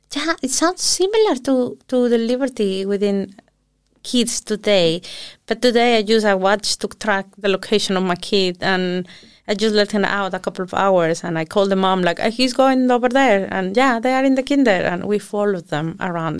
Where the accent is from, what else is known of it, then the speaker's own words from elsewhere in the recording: southern Mexico, Mexico; now in Iceland; I was born in Mexico City, big city, and when I was six years old, uh, we moved back to the south of the country where my parents are from